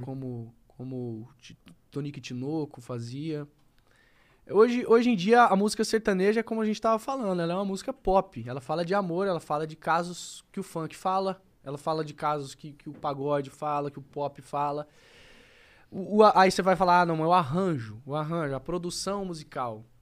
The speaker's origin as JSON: {"language": "Portuguese", "town": "Campo Grande", "region": "Mato Grosso do Sul", "country": "Brazil", "tie": "born or raised there", "said": "eu sou um cara de Campo Grande, sou do Mato Grosso do Sul."}